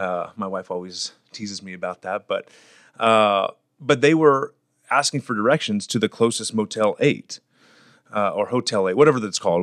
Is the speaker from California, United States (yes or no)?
yes; Fresno, California, United States; I'm born and raised in Fresno, California.